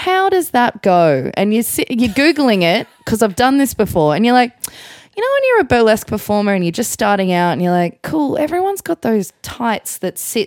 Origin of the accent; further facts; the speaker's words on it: Melbourne, Victoria, Australia; I was born in Melbourne